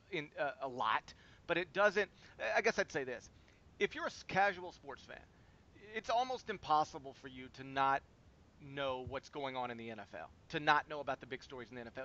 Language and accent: English; Memphis, Tennessee, United States; it's my hometown team